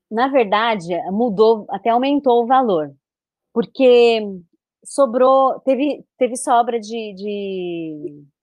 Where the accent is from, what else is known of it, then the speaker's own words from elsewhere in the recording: Belém, Pará, Brazil; de Belém, eu sou de Belém.